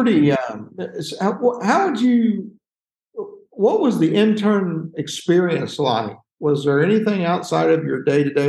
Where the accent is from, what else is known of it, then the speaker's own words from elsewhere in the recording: Kentucky, United States; also born or lived in South Carolina; I grew up in Kentucky, but I lived in South Carolina for about 10 years. So I'm kind of a Kentucky Alina.